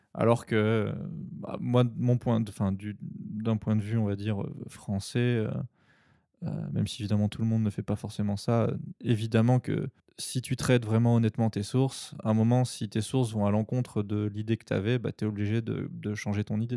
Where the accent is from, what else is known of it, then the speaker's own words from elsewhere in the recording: France; also born or lived in Tokyo, Japan; je suis français et que euh, c'est mon pays